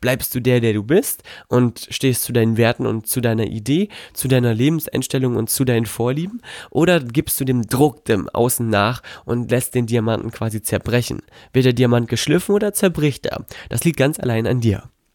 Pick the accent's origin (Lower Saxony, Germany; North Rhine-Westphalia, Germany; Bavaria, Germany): Lower Saxony, Germany; Melle; now in Gifhorn, Germany; Melle in äh, Melle bei Osnabrück. Dort ist meine Heimatstadt, hier bin ich quasi groß geworden